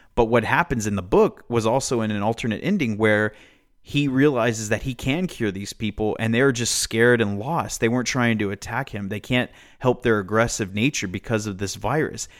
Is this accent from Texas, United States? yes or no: yes; Amarillo, Texas, United States; in my hometown